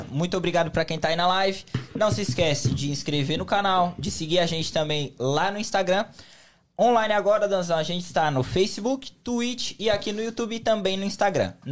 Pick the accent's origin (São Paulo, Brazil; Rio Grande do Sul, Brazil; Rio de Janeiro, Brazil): São Paulo, Brazil; São Bernardo do Campo; moved away as an adult; also born or lived in Uberlândia; Morei lá, nasci lá até aí. Eu, fui, eu, fui, eu morei em Minas quatro anos só. Eu saí de São Paulo, eu tava com 23.